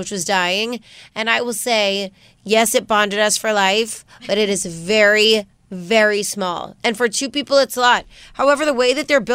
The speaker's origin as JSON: {"language": "English", "town": "Las Vegas", "region": "Nevada", "country": "United States", "moved": "yes", "said": "me and Lisa, we're both from Vegas"}